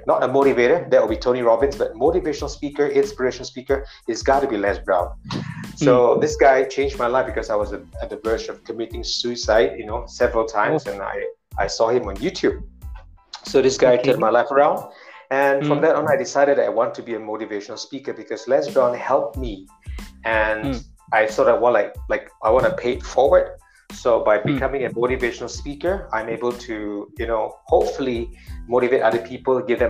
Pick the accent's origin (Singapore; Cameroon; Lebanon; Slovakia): Singapore; I come from Singapore.